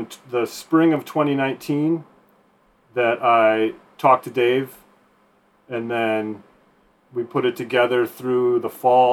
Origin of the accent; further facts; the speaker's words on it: Michigan, United States; moved away; I'm from Michigan originally.